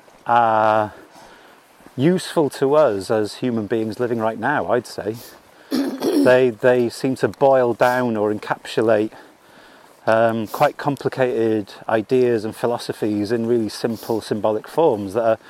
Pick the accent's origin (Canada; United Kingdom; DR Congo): United Kingdom; Wales; I identify myself as a Welsh man